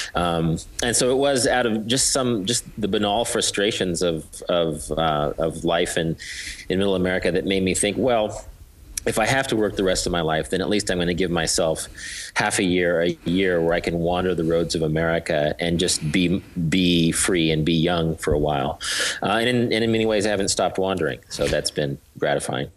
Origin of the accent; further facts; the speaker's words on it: Wichita, Kansas, United States; I'm from Kansas. I grew up in Wichita, which is uh, sort of an industrial town of about 300,000 in south central part of the state.